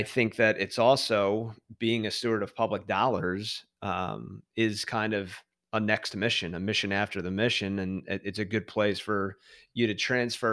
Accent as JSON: {"language": "English", "town": "Philadelphia", "region": "Pennsylvania", "country": "United States", "said": "I'm from Philadelphia"}